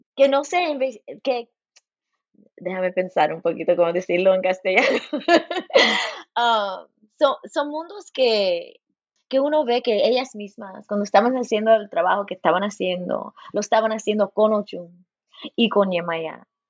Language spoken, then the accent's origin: Spanish; Los Angeles, California, United States; now in Bloomington, United States; Nací en Los Ángeles. Mi mamá es cubana y mi padre puertorriqueño. Y ahí en California, en nuestro hogar